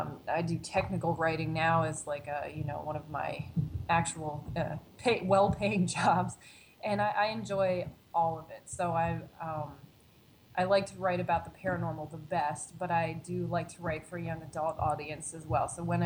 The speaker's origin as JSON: {"language": "English", "region": "Pennsylvania", "country": "United States", "tie": "born or raised there", "lives_now": "Chicago, United States", "said": "I was desperate to sort of get out of my hometown, get out of Pennsylvania as well, and sort of move on to a new place in Chicago."}